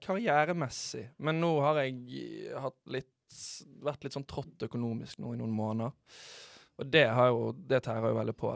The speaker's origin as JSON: {"language": "Norwegian", "town": "Bergen", "region": "Vestland", "country": "Norway", "tie": "born or raised there", "moved": "yes", "said": "jeg er hjemme i Bergen. Det er jo alltid digg å komme hjem til sitt eget folkeslag."}